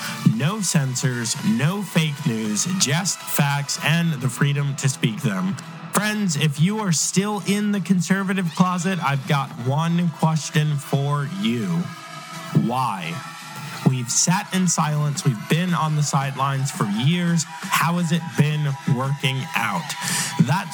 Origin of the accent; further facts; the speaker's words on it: Long Island, New York, United States; now in Virginia, United States; I'm from Long Island